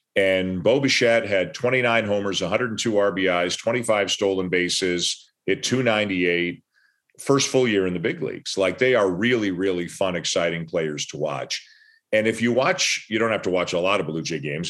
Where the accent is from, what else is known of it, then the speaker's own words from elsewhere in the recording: Canada; I'm Canadian